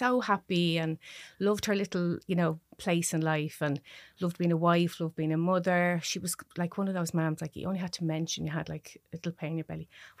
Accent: Dublin, Leinster, Ireland; I am. I'm from Dublin, yeah. I've been living in Beaumont now, where I'm originally from, actually.

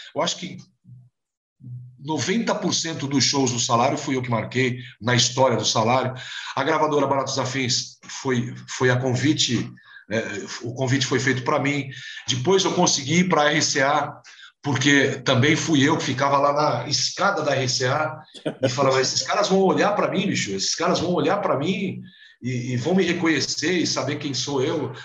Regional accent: São Paulo, Brazil; eu sou da Vila Maria, um reduto de, da colônia portuguesa

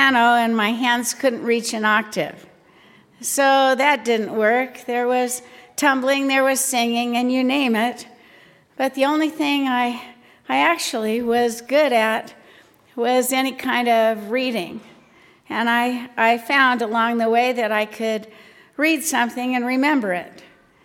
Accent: Long Beach, California, United States; I grew up in Long Beach, California

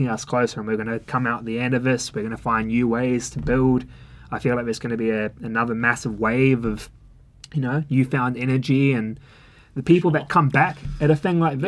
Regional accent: New Zealand; also born or lived in London; now in Melbourne, Australia; I'm from New Zealand

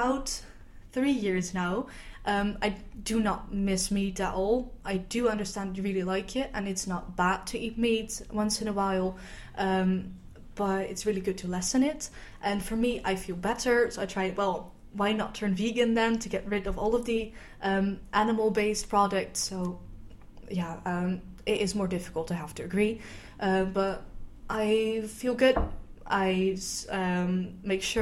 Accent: Netherlands; I am from the Netherlands

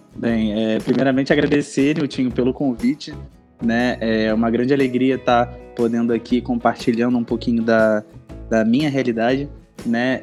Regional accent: Rio de Janeiro, Brazil; eu sou carioca, eu tenho 31 anos.

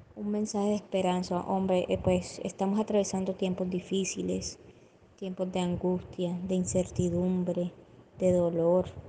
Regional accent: Cereté, Córdoba, Colombia; Soy poeta de Cerete, Córdoba.

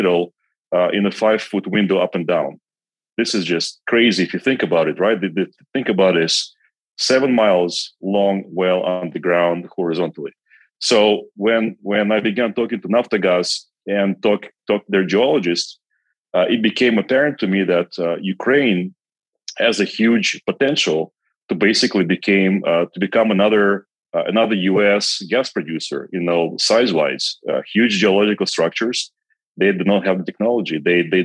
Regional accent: Kazakhstan; English is a second language; moved away as an adult; also born or lived in Belarus / United States; So I actually grew up in Kazakhstan, and I was there the entire time until I was 21.

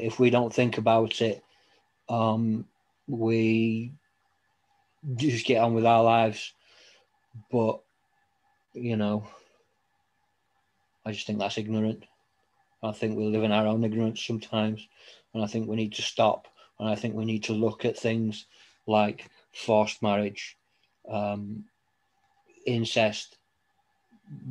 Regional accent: Scotland, United Kingdom; I was born in Scotland

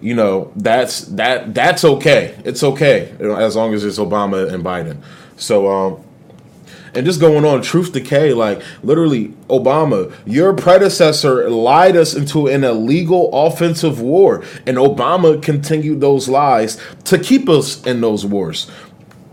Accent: Delaware, United States; I'm somebody from Delaware

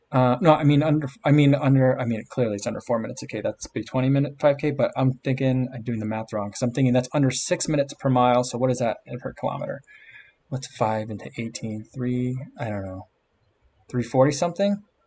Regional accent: Monmouth County, New Jersey, United States; also born or lived in Middlesex County, New Jersey / Hunterdon County, New Jersey; I grew up in Middlesex County near Rutgers, and then we moved down towards the shore. I was in Monmouth County for a while, and then we moved again, we were on the west side of the state um, in Hunterdon County

